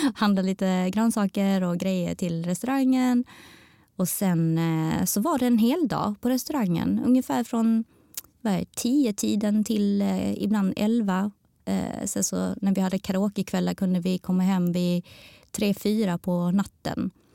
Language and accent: Swedish; Sweden; also born or lived in Taiwan (ancestry); våra historier som svensk-taiwaneser